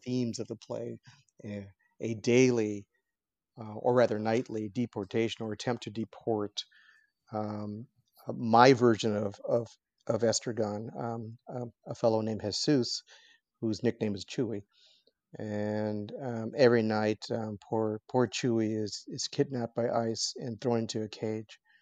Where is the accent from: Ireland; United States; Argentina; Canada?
United States; Los Angeles, California; I was born in, in downtown L A, and I have lived here my entire life